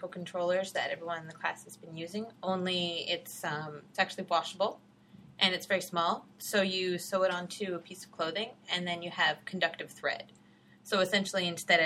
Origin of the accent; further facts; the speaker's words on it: Red Deer, Alberta, Canada; moved away as an adult; also born or lived in Edmonton, Canada / Scotland; now in Ontario, Canada; I grew up in Red Deer, Alberta